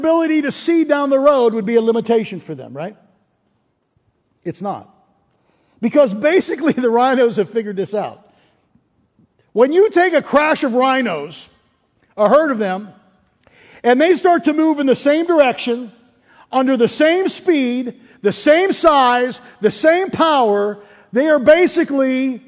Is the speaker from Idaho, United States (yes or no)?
no; Pittsburgh, Pennsylvania, United States; growing up in Pittsburgh, the school I went to, the elementary school, was Ramsey Elementary School